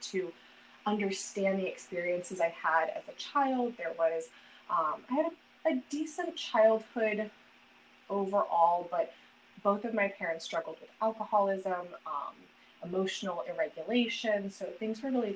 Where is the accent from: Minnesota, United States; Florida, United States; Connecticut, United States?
Florida, United States; South; moved away as an adult; I grew up in South Florida. I'm now back in South Florida after being in the North for a little bit